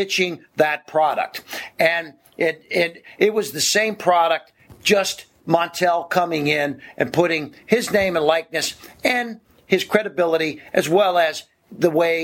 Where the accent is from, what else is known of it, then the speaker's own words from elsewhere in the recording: Ohio, United States; moved away; I'm from Ohio originally, and it would get really cold in the winter